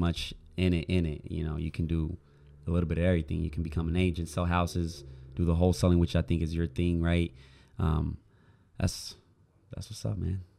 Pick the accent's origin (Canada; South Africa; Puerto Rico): Puerto Rico; moved away as an adult; now in Oklahoma, United States; I grew up in Puerto Rico, then I moved it to Oklahoma, which I've been living there for seven years